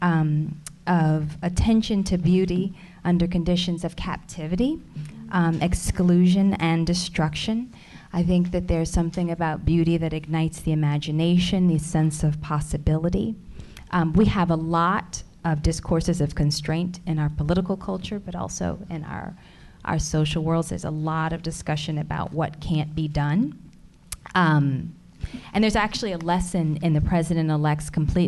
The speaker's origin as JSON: {"language": "English", "region": "Alabama", "country": "United States", "tie": "born or raised there", "said": "I was born in Alabama"}